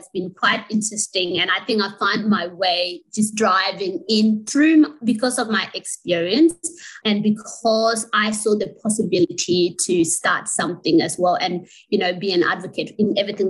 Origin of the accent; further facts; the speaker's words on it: Sydney, New South Wales, Australia; also born or lived in refugee camp (birthplace); I was raised up in Western Sydney